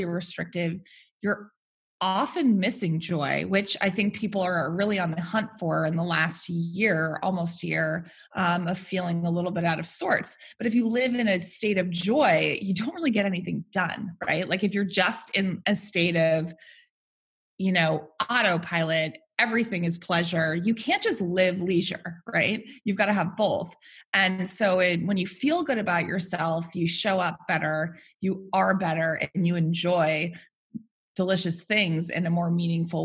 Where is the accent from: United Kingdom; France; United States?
United States; Worcester, Massachusetts; now in New York City, United States; I am a New York City resident. I am from Worcester, Massachusetts